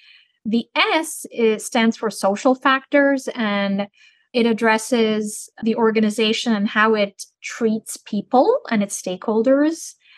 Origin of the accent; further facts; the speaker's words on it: Turkey; also born or lived in Santiago, Chile; I'm originally from Turkey, but I was born in Santiago in Chile, and I lived in over 10 countries throughout my life.